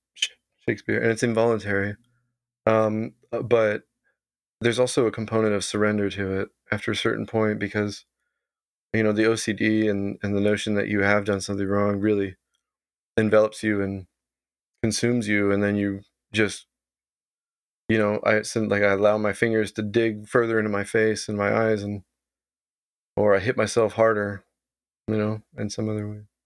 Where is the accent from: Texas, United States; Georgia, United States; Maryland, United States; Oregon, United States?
Texas, United States; moved away as an adult; now in Vancouver, Canada; I grew up in Texas